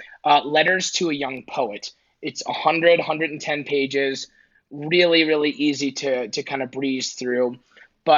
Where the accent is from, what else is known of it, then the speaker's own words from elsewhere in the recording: New York, United States; I'm a New Yorker